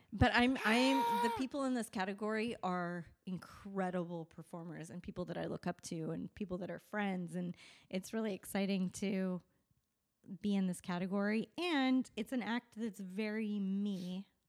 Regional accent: Las Vegas, Nevada, United States; we're from Vegas

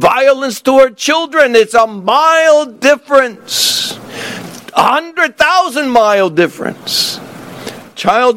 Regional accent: the South, United States; moved away as an adult; I grew up in the South

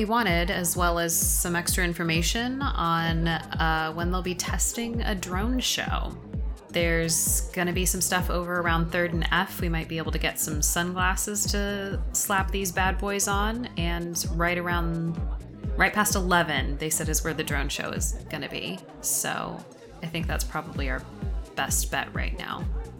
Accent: Sacramento, California, United States; Oh, I'm from California. I'm up in SAC.

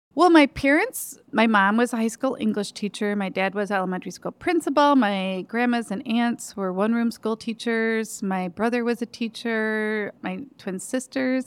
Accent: Lansing, Michigan, United States; also born or lived in DeWitt, Michigan; I grew up in Lansing, so just 15 minutes away.

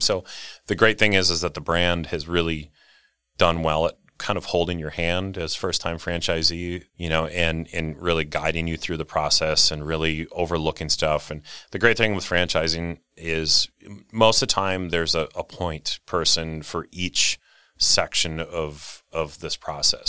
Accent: Rio, Wisconsin, United States; Little town, uh, called Ryo, Wisconsin

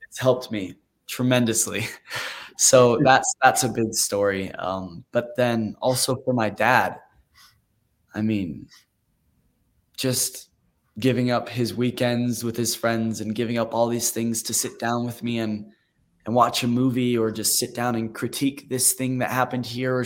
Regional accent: Utah, United States; I was raised in Utah

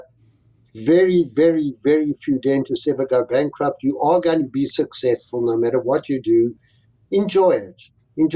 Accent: South Africa; moved away as an adult; also born or lived in Connecticut / Atlanta; now in United States; I came from an immigrant family who fled the Holocaust with their lives, and that is where we grew up in South Africa

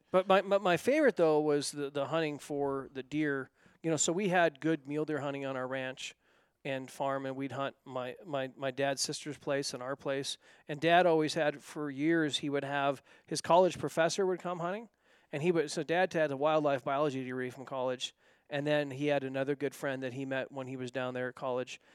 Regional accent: north of Bend, Central Oregon, United States; moved away; I grew up in Central Oregon, north of Bend

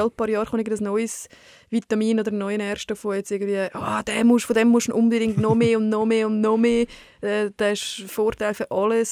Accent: Switzerland; Bei uns in der Schweiz

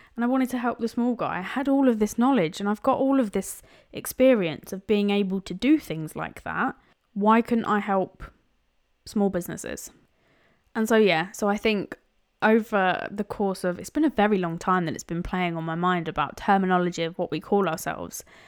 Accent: London, United Kingdom; now in Cambridgeshire, United Kingdom; I was born in East London, but now live in Cambridgeshire.

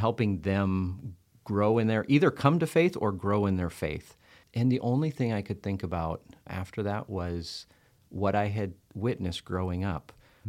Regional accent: Liberia; After living, growing up in Liberia, you know, all the way through, well, junior high and high school, I say sort of, because I went to boarding school

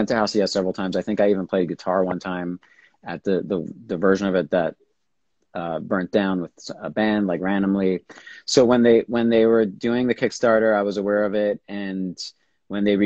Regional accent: New York, United States; I grew up here in New York.

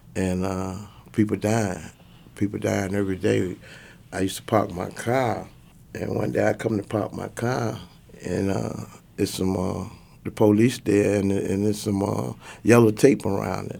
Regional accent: Portsmouth, Virginia, United States; Portsmouth is like, uh, if you Google it, it's like the worst city in Virginia. It's the most dangerous city in Virginia. So, uh, I pretty much grew up in the projects

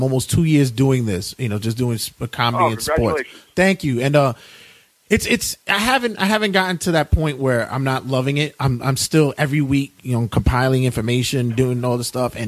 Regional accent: New York City, New York, United States; also born or lived in Ridgewood, Queens; I'm originally from Brooklyn. I'm from not the hipster Williamsburg. I'm from the darker 90s Williamsburg, but we moved to Queens.

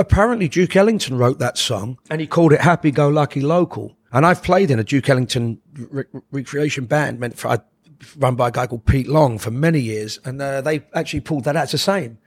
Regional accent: London, United Kingdom; We grew up in Oxford Gardens

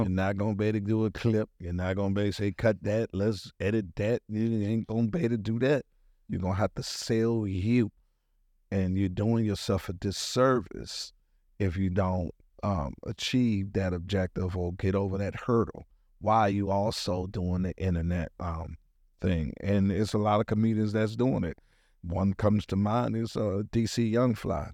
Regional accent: Washington, District of Columbia, United States; moved away; also born or lived in Atlanta, Georgia; I was born in Washington, D C. That is my birthplace where I was born

